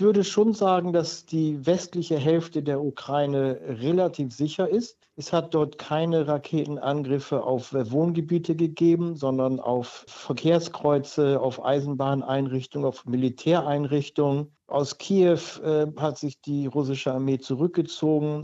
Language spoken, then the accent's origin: German; Germany; als Deutscher